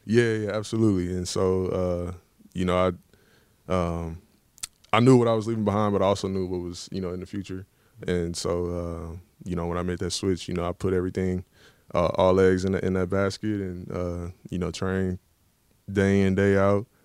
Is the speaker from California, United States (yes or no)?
no; Dallas, Texas, United States; moved away as an adult; now in Baltimore, United States; I'm from Dallas, uh, grew up watching the Cowboys